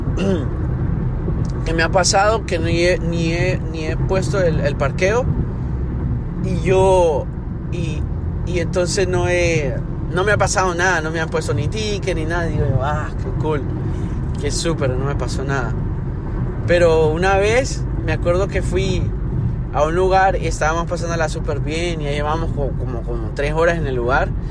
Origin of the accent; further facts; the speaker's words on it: Honduras; moved away; yo soy de Honduras and we're built different